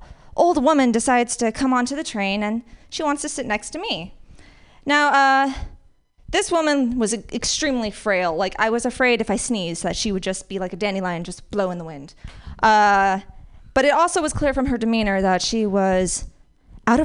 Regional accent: Las Vegas, Nevada, United States; also born or lived in San Francisco Bay Area; now in San Francisco, United States; I grew up in Las Vegas at first, so it's nice and sunny

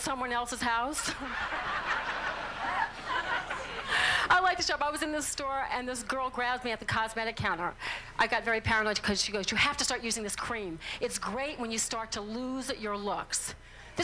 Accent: New Orleans, Louisiana, United States; I'm from New Orleans

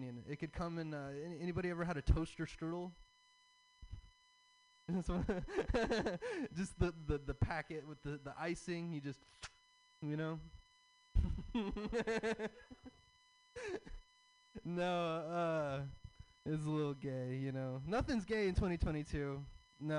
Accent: the South, United States; I'm from the South. I have a Southern dad

